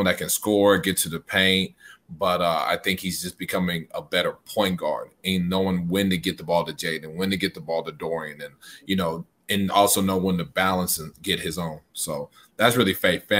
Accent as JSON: {"language": "English", "town": "Dallas", "region": "Texas", "country": "United States", "said": "I'm from Dallas"}